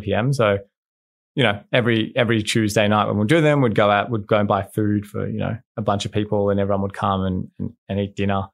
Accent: Australia; I'm from Australia

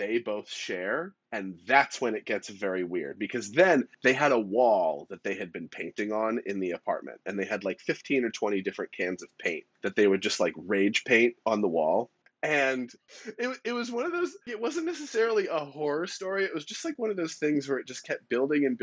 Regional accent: California, United States; moved away; also born or lived in New York City; I lived in New York for 10 years and I grew up in California

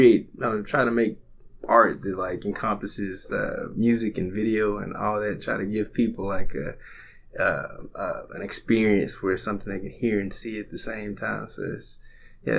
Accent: Little Rock, Arkansas, United States; I grew up here in Little Rock

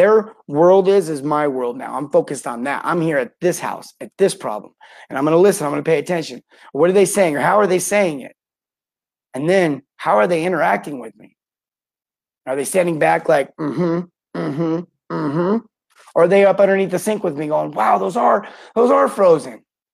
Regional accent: St. George, Utah, United States; my hometown, St. George, Utah.

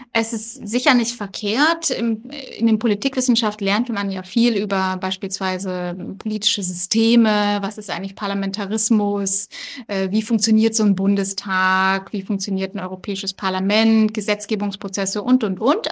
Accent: Black Forest, Baden-Württemberg, Germany; first language German; moved away as an adult; also born or lived in Bonn; now in Berlin, Germany; ich komme ursprünglich aus dem Schwarzwald. Äh, da bin ich zur Schule gegangen, aufgewachsen

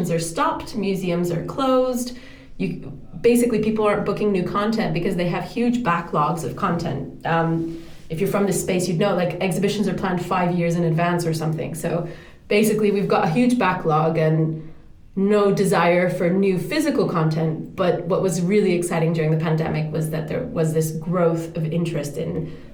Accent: Dominican Republic; moved away; also born or lived in Europe / New York; I grew up in the Dominican Republic in the Caribbean

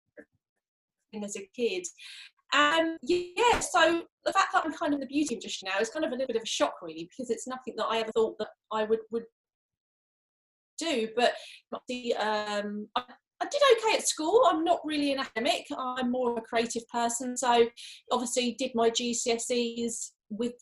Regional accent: Canterbury, South East England, United Kingdom; I'm literally only 5 miles away from where I grew up, which was in Canterbury in Kent

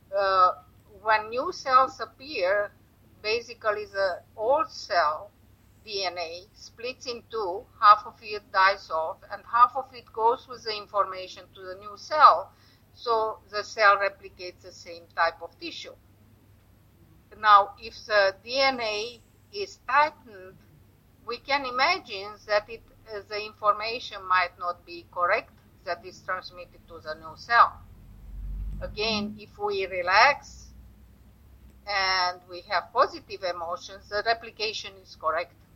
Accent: Romania; moved away as an adult; I am originally from Romania. And then I uh, came to the West

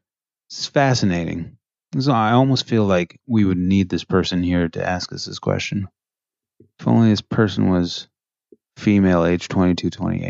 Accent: Canada; Oh, I'm supposed to know Nova Scotia in and out as a Canadian.

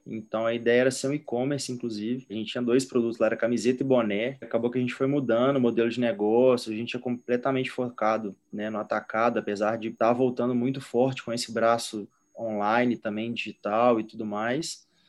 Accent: Minas Gerais, Brazil; A gente é de Minas, né, praticamente fui criado em Minas

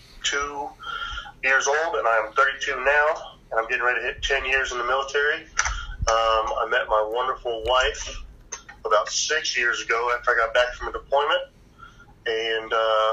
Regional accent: Indiana, United States; My story pretty much is I grew up in Indiana my whole life

